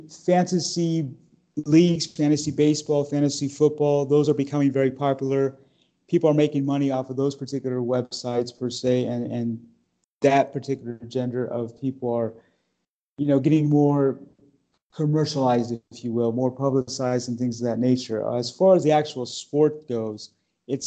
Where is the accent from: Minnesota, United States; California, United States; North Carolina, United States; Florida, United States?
California, United States; Los Angeles; I was born in Los Angeles